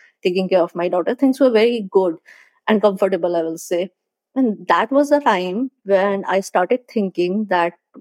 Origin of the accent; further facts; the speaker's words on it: Agra, Uttar Pradesh, India; moved away as an adult; also born or lived in Hamirpur / Delhi / Hyderabad; I'm basically from Agra. I am born in Agra, brought up in Agra